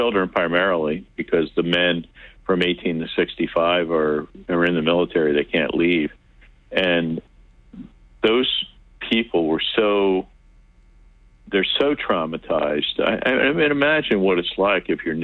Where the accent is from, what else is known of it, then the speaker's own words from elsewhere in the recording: United States; we're from America